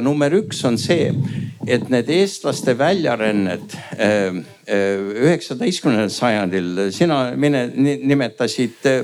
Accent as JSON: {"language": "Estonian", "country": "United States", "tie": "born or raised there", "said": "väljaspoolt Eestis sündinud, Ameerikas üles kasvanud"}